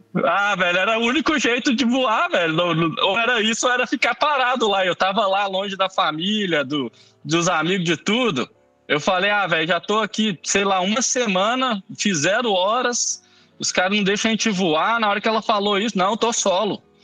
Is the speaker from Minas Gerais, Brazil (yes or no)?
yes; Belo Horizonte, Minas Gerais, Brazil; eu sou mineiro de BH